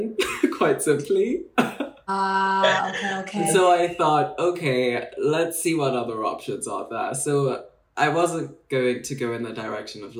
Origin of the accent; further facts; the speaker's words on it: Nairobi, Kenya; moved away as an adult; also born or lived in Bristol; now in London, United Kingdom; So I'm Kenyan, born and raised in Nairobi most of my life. Only moved to the UK circa 2014 to read law, relatively young